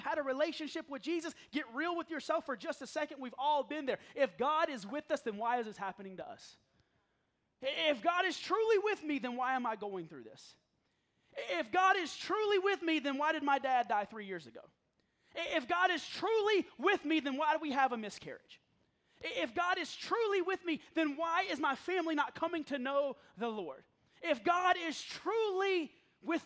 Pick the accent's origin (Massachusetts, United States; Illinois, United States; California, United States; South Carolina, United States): South Carolina, United States; moved away; also born or lived in Hickory, North Carolina; I grew up in the South, and that's what you called people. You didn't call them pastors, you called them preachers. I'm from South Carolina